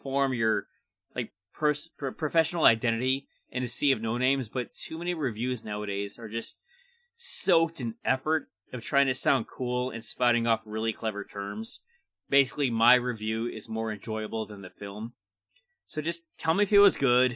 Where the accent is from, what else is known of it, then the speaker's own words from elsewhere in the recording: Chicago, Illinois, United States; I'm from Chicago